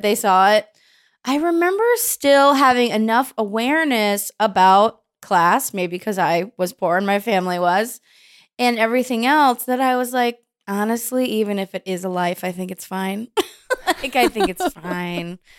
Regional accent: Bay Area, California, United States; I was Baptist, but it's interesting 'cause I grew up in the Bay Area.

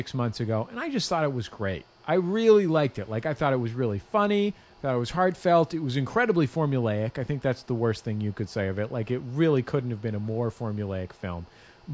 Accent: Bay Area, California, United States; I grew up in the Bay Area

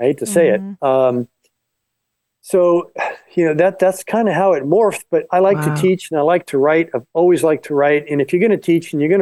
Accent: Florida Keys, United States; moved away; also born or lived in Los Angeles; I was born in the Florida Keys and I grew up near a swamp.

